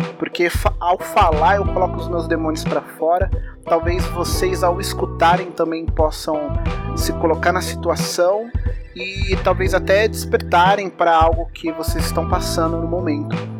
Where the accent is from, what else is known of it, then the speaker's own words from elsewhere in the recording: São José dos Campos, São Paulo, Brazil; also born or lived in Rio de Janeiro; eu sou de São José dos Campos, interior de São Paulo, e aqui é uma cidade muito industrial